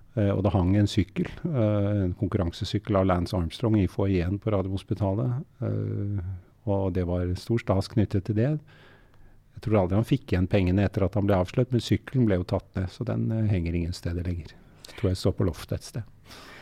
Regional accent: Oslo, Norway; first language German; moved away as an adult; also born or lived in Germany; Oslo og der hvor jeg var oppvokst

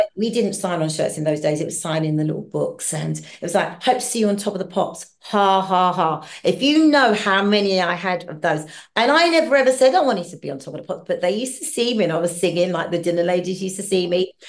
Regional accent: London, United Kingdom; also born or lived in Hackney, London; I was born in Hackney, Hackney. but I grew up in southeast London

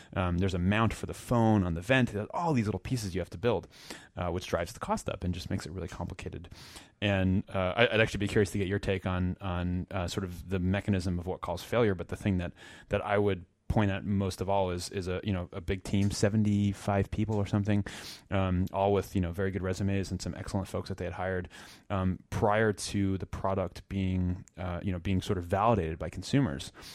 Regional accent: Princeton, New Jersey, United States; I grew up in New Jersey, and, uh, in a town, uh, Princeton that, uh, probably some folks know

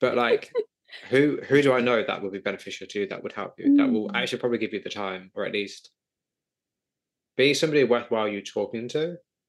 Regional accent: United Kingdom; I'm sure it's pronounced Levy, but I say Levy because I'm British.

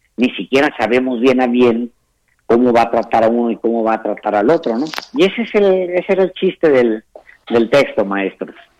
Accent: Ciudad Juárez, Chihuahua, Mexico; como yo soy un fronterizo, yo nací en, nací en Ciudad Juárez

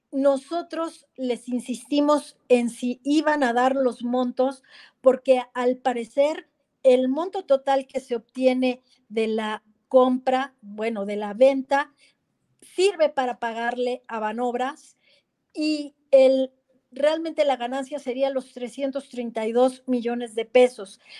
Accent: Mexico

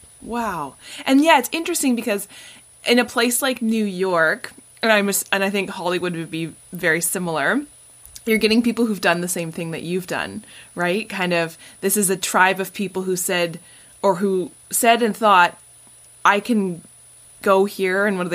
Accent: Canada; I think I'm trying to think what we would call it in Canada. Probably just like being Canadian, you know, just keep the status quo.

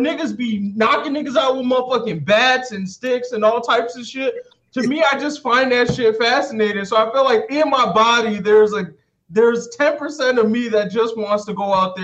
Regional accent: South Suburbs of Chicago, Illinois, United States; I grew up in the South Suburbs of Chicago

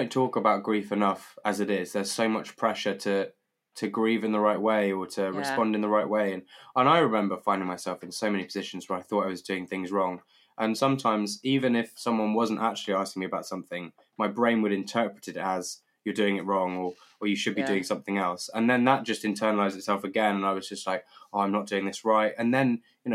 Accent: United Kingdom; as a Brit

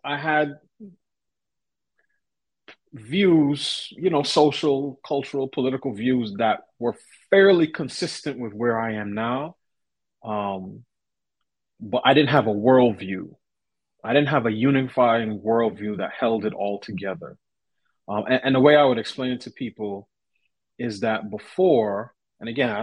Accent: New York City, New York, United States; I grew up in New York City, parent to parents who immigrated

